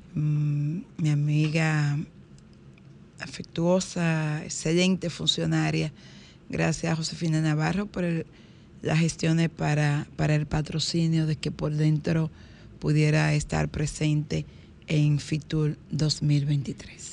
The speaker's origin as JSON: {"language": "Spanish", "town": "Higüey", "region": "La Altagracia", "country": "Dominican Republic", "tie": "born or raised there", "said": "Higüey, mi pueblo"}